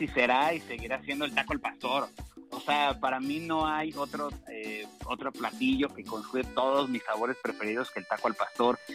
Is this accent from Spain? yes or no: no; Mexico; como mexicanos